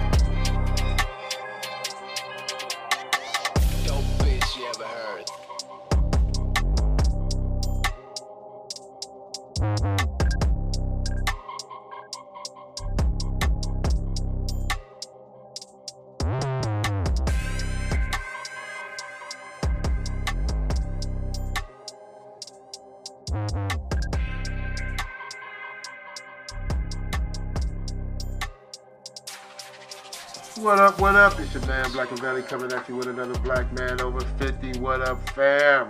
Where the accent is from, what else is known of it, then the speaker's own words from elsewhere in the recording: Detroit, Michigan, United States; moved away; I was raised, like I said, I was raised in Detroit